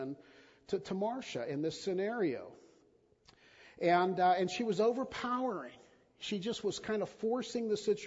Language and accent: English; United States